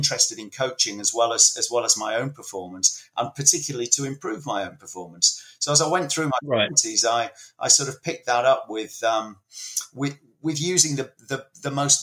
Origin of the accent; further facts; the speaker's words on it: Leeds, Yorkshire and the Humber, United Kingdom; I was growing up in Leeds in the 70s.